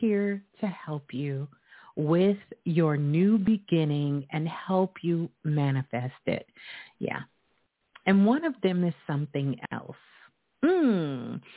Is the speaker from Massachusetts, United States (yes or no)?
no; New York City, New York, United States; my hometown, Brooklyn